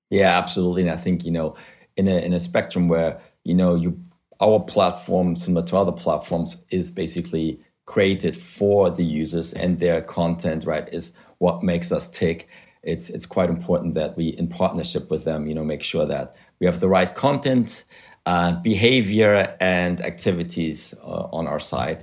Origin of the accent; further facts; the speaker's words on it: Germany; English is a second language; moved away as an adult; also born or lived in Spain / Africa / United States; now in London, United Kingdom; as you can hear from my weird accent, uh, I'm originally from Germany where I study economics, but I left, uh, gosh, uh, eternity ago, I think over 15 years ago